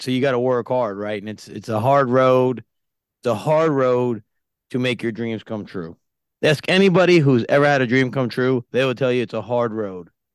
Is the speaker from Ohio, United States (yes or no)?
no; Yonkers, New York, United States; born and raised in Yonkers, New York.